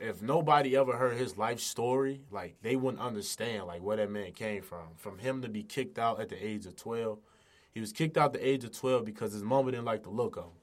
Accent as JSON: {"language": "English", "town": "Chicago", "region": "Illinois", "country": "United States", "tie": "born or raised there", "said": "I grew up in the Chicago area on the west side."}